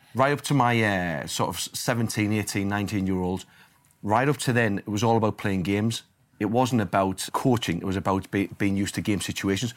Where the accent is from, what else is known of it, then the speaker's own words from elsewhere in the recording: Sunderland, North East England, United Kingdom; my hometown club